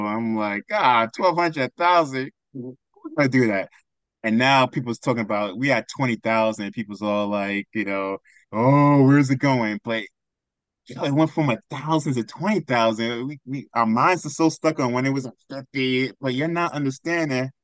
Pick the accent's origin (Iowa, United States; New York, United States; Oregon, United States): New York, United States; I'm from New York